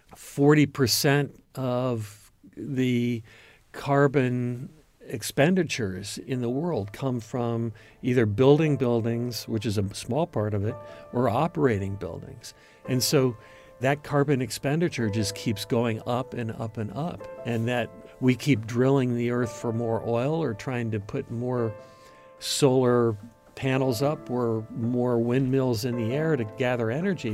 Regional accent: Ohio, United States; moved away; also born or lived in Michigan / Detroit, Michigan; I coming from the Midwest. I grew up in Ohio. and then Michigan, and then went to school in Detroit

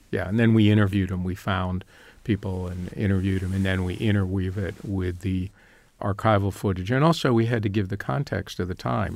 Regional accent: Northern Virginia, United States; moved away as an adult; also born or lived in Chicago; I grew up in Northern Virginia

